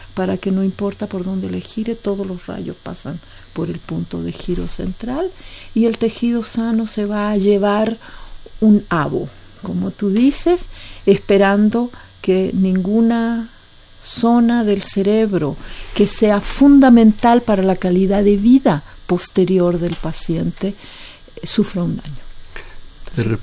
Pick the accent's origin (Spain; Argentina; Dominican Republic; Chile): Chile; now in Mexico; yo soy chilena